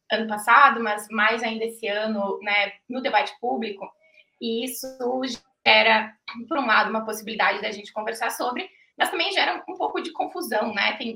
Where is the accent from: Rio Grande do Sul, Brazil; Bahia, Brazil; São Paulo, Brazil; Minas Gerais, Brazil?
Rio Grande do Sul, Brazil; Passo Fundo; now in Curitiba, Brazil; Estou falando de Curitiba, mas sou gaúcha, é, da cidade de Passo Fundo.